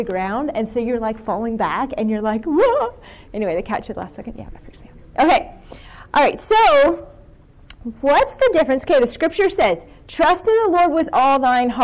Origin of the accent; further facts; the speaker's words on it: Ohio, United States; I'm from Ohio